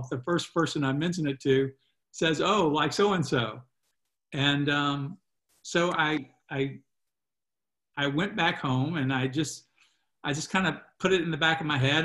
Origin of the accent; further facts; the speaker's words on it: Virginia, United States; and I'm from Virginia.